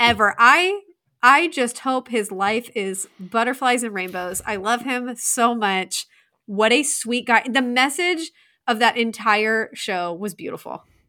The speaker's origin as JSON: {"language": "English", "region": "Indiana", "country": "United States", "said": "I was from Indiana"}